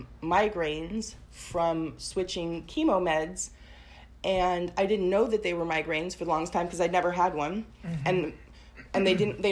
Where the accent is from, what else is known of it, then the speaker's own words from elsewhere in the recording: Portland, Oregon, United States; also born or lived in Tigard; I grew up in Portland, but then I moved to the suburbs.